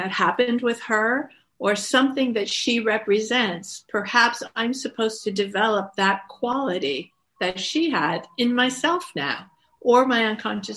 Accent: Woodstock, New York, United States; I grew up in Woodstock

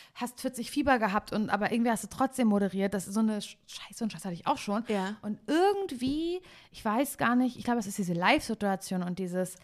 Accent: Parchim, Mecklenburg-Vorpommern, Germany; now in Cologne, Germany; ich bin ja eigentlich ursprünglich aus Parchim.

